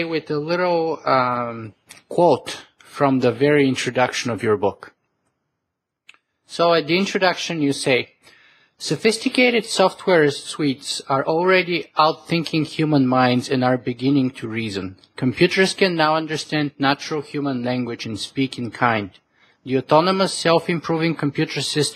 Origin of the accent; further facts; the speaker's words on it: Canada; as a Canadian